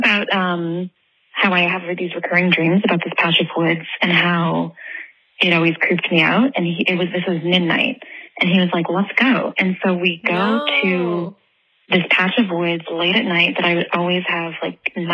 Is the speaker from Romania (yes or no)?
no; New Brunswick, Canada; I grew up in Canada, in New Brunswick, on the East Coast.